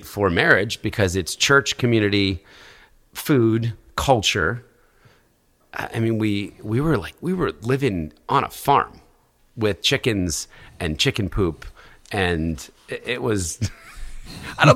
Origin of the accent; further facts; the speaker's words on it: New York, United States; As a New Yorker